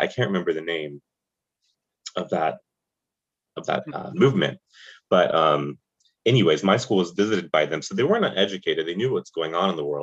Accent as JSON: {"language": "English", "town": "Charlotte", "region": "North Carolina", "country": "United States", "tie": "born or raised there", "moved": "as an adult", "lives_now": "New York, United States", "said": "I grew up in the suburbs of Charlotte, North Carolina, which is in the South"}